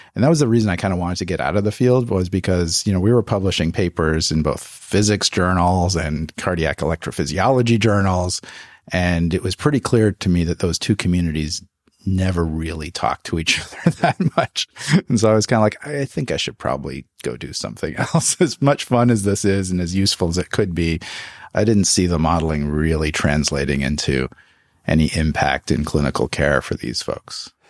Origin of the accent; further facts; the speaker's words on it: just outside Toronto, Ontario, Canada; moved away as an adult; also born or lived in Montreal, Canada; now in United States; I'm from just outside Toronto, Canada. I uh, grew up in Canada.